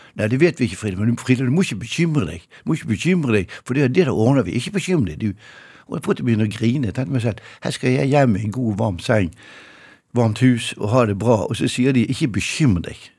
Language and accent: Norwegian; Bergen, Vestland, Norway; jeg er fra Bergen